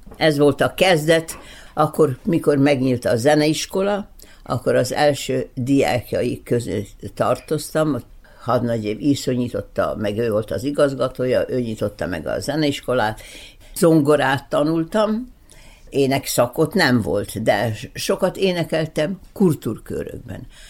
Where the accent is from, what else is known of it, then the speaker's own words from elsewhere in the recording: Belgrade, Serbia; moved away; also born or lived in Bečej / Novi Sad; Belgában születtem